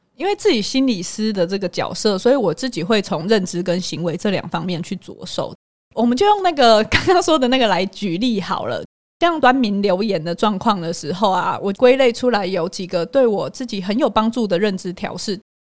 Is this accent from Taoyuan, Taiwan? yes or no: no; Hualien, Hualien County, Taiwan; accent: Taiwanese Mandarin; 口音，我就是花莲人啊，那我台湾国语